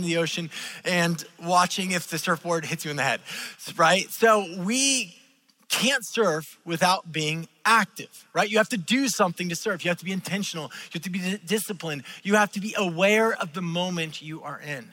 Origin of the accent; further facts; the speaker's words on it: California, United States; I am a Californian, but I did not grow up in the ocean. I grew up in the farm country